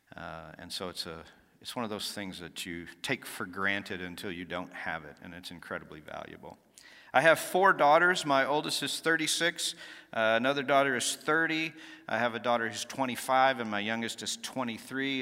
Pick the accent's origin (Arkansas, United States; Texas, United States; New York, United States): Texas, United States; Dallas; also born or lived in Nacogdoches, Texas; I grew up in Dallas, Texas, so not too far from here. Uh, spent a few years in, uh, East Texas in a little town called Nacogdoches, Texas, and, uh, came back to Dallas, graduated high school